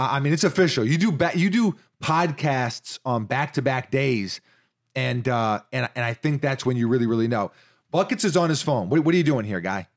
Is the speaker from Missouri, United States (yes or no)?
no; New York City, New York, United States; I did live in Washington Heights